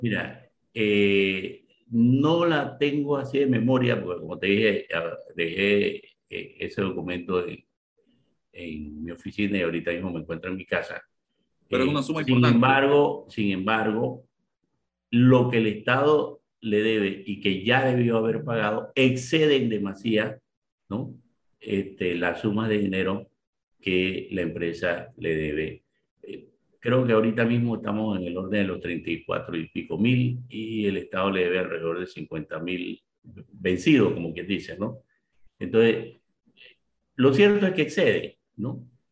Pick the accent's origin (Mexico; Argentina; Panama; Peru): Panama; yo soy ciudadano panameño y pago mis impuestos